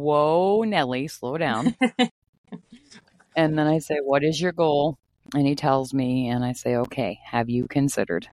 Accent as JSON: {"language": "English", "region": "Maine", "country": "United States", "tie": "born or raised there", "moved": "yes", "lives_now": "Minnesota, United States", "said": "I grew up in Maine."}